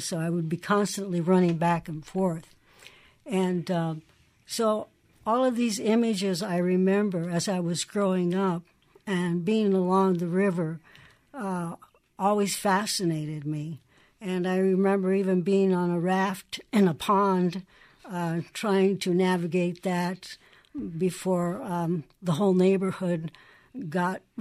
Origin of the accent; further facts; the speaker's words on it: Davenport, Iowa, United States; also born or lived in Mexico; now in New Mexico, United States; when we grew up in Cook's Point, which no longer exists. It was almost right across from Credit Island.